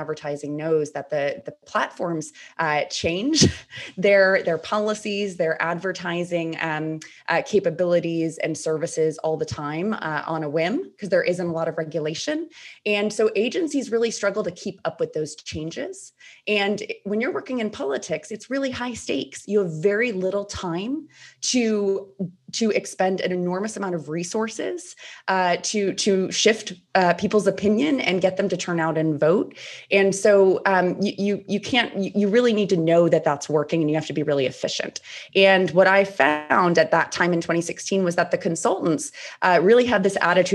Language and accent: English; Rhode Island, United States; moved away as an adult; also born or lived in Washington, D.C.; I am in my home state of Rhode Island